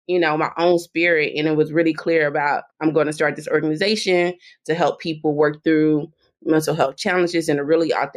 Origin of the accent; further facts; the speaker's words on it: Dallas, Texas, United States; moved away as an adult; now in Washington, D.C., United States; people I grew up with in South Oak Cliff